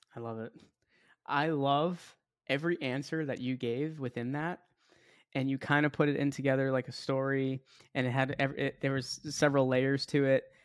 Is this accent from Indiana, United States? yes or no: no; Boston, Massachusetts, United States; moved away as an adult; now in Tampa, United States; I'm from Boston, so I was out in Boston